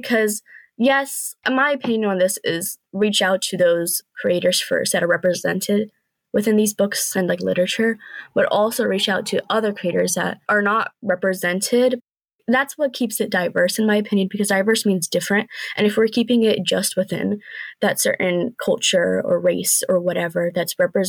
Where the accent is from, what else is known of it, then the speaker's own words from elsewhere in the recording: Pakistan; Like being Pakistani myself, I do, you know, no, yeah, we're all Pakistani.